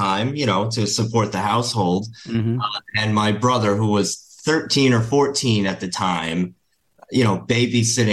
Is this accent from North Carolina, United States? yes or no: no; Rhode Island, United States; I was born in Rhode Island in the States